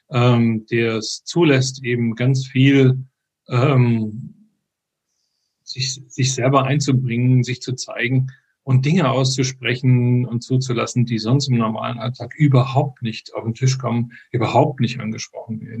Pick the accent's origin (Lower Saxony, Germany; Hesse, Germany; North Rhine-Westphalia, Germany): Hesse, Germany; Frankfurt; born there; moved away as an adult; Genau, ursprünglich bin ich aber in Frankfurt geboren, ähm, bin mit äh, 25 hier runtergekommen in den Süden.